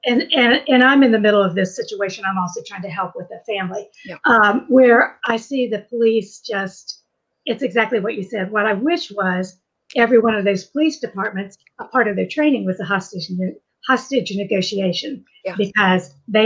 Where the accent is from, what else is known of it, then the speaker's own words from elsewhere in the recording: West Virginia, United States; I'm from West Virginia with coal mines